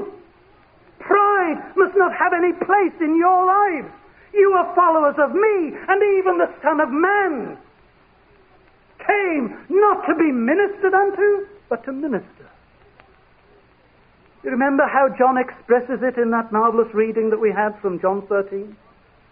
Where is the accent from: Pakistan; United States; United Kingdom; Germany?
United Kingdom; we are British